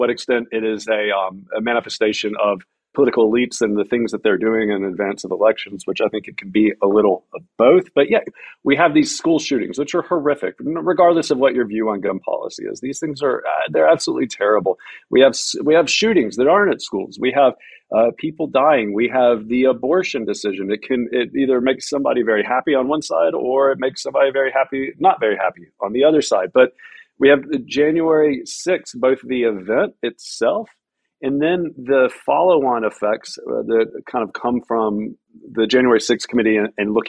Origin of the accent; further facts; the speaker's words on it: Deep South, United States; moved away; I grew up in the South. I grew up in the deep South